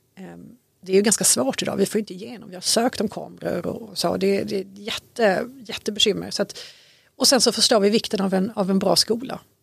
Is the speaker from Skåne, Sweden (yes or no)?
yes; Malmö, Skåne, Sweden; moved away as an adult; also born or lived in Syria / Lund; now in Danderyd, Sweden; Jag är född och uppväxt i Malmö, bottensväng i Mellanöstern under, under uppväxten, Syrien bland annat.